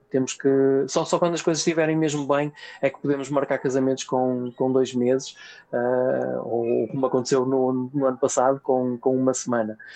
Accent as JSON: {"language": "Portuguese", "town": "Vila Nova de Gaia", "region": "Norte", "country": "Portugal", "said": "eu sou de Gaia"}